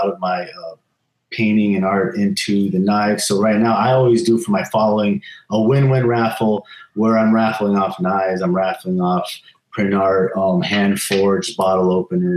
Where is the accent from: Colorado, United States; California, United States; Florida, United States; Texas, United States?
California, United States; I actually am. I was born in California when I was two